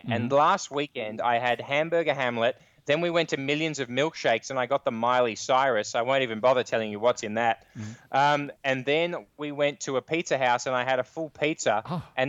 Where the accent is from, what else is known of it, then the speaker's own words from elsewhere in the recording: Australia; we're Australian